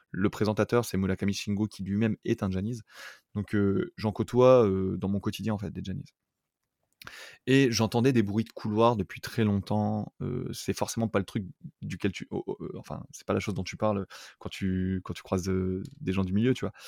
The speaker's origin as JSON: {"language": "French", "country": "France", "also_born_or_lived": "Toulouse, France", "moved": "as an adult", "lives_now": "Tokyo, Japan", "said": "je viens de France"}